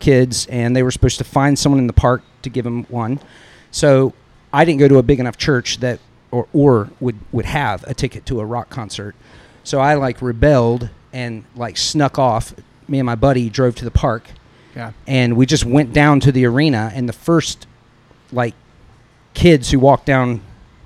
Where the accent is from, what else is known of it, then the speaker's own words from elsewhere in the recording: Central Virginia, United States; moved away as an adult; also born or lived in Los Angeles; I grew up in Central Virginia